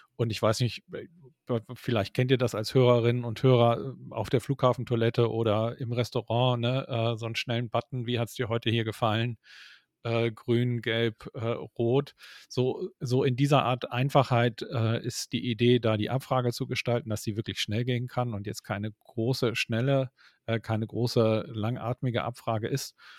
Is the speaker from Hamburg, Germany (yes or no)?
yes; Hamburg, Germany; wir sind ja Hamburger und kommen aus dem Norden